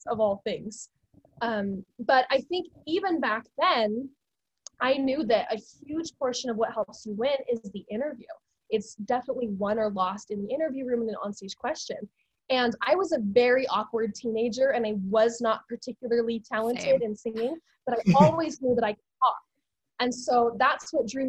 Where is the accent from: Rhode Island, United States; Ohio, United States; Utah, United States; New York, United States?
Utah, United States; Salt Lake City; I grew up in the Avenues, kind of by downtown Salt Lake